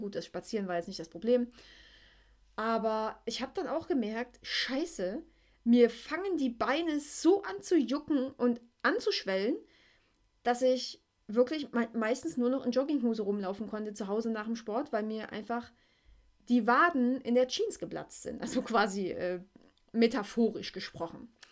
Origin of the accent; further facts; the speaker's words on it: East Germany, Germany; im Kindergarten war ich der Roller-Hit schlechthin, ne? Gab es bei uns in der DDR so kleine Holzroller